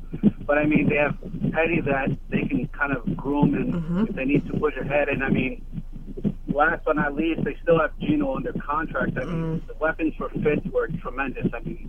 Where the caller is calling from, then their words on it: New York City, New York, United States; from Queens, New York, Gotham City Crew.